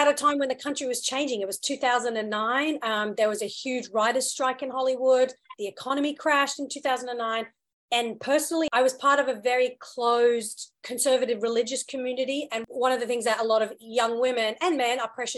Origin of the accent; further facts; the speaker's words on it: Australia; also born or lived in United Kingdom / India (heritage); I was born in the UK, moved to Australia when I was around 8 and did all my school and college and, you know, very formative years growing up there.